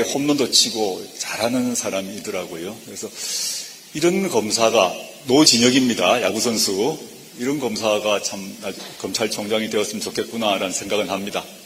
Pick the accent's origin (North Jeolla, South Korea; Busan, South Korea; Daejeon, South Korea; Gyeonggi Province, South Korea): Busan, South Korea; 제가 이제 부산 출신이다 보니까